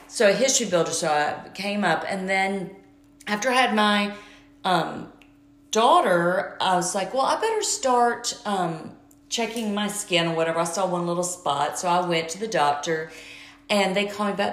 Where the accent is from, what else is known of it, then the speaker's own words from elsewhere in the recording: Georgia, United States; moved away; I'm from Georgia